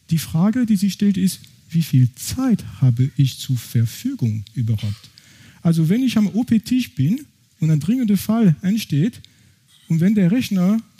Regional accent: France; accent: French; German is a second language; Ich bin, wie gesagt, ursprünglich aus Frankreich, das kann man wahrscheinlich von meinem Akzent nicht überhören.

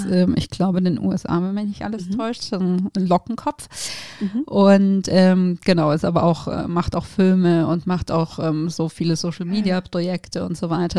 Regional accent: Geislingen an der Steige, Baden-Württemberg, Germany; moved away; also born or lived in Tübingen; ich bin ja ähm, in der Nähe von Stuttgart tatsächlich aufgewachsen. Ich komme von, ah. aus Geislingen an der Steige

